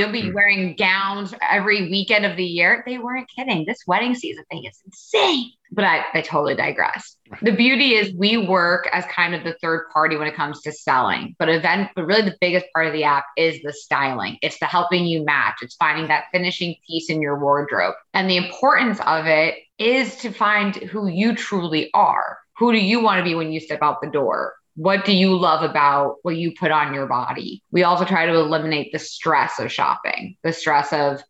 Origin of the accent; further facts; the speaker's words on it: New York, United States; accent: New York; I am a true New Yorker. So my accent will definitely be coming out as we're talking